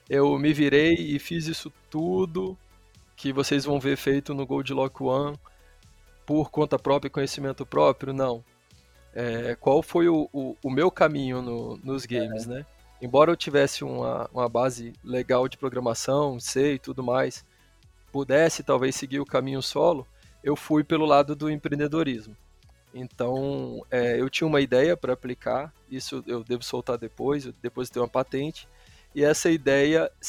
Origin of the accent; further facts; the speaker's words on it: São Mateus, Espírito Santo, Brazil; eu sou do Espírito Santo.